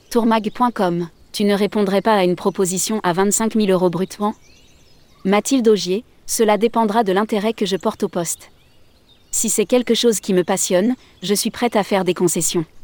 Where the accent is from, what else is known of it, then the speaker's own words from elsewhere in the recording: Auvergne-Rhône-Alpes, France; Je recherchais une entreprise touristique en lien avec la montagne, car je suis originaire de Savoie.